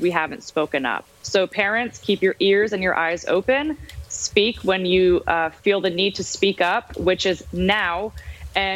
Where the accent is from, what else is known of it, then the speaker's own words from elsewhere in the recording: Armenia; now in United States; I'm from Armenia, a former Soviet country. I was born and grew up in Europe, and we moved to the greatest nation in the world, the United States, back in 2004.